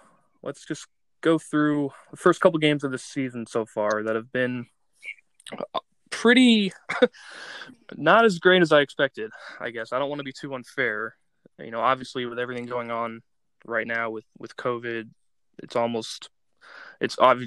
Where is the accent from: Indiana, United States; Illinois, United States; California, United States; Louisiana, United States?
Indiana, United States; Indianapolis; I was born and raised in Indianapolis, Indiana